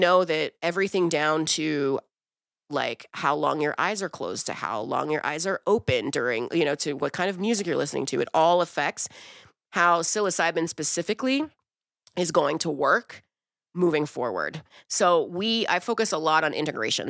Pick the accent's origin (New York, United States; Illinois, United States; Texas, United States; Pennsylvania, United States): Pennsylvania, United States; Wilkinsburg; also born or lived in Brazil; I grew up in Wilkinsburg